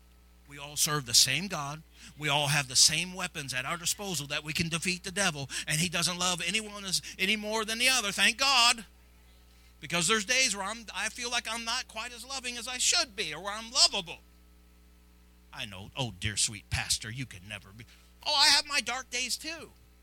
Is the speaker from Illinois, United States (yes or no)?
yes; Granite City, Illinois, United States; Many of you know I came from Granite City.